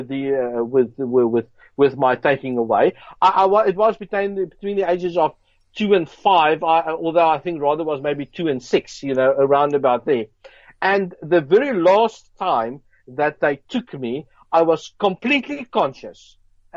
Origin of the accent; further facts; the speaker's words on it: Johannesburg, Gauteng, South Africa; I grew up in South Africa, Johannesburg, Brixton